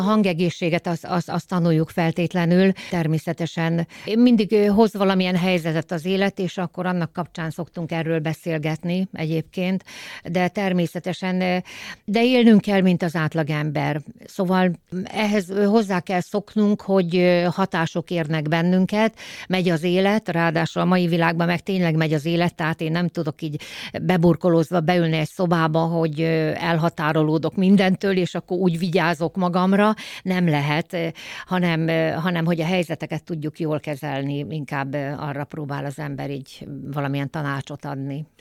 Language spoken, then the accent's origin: Hungarian; Újszász, Jász-Nagykun-Szolnok, Hungary; szülőhazám, újszász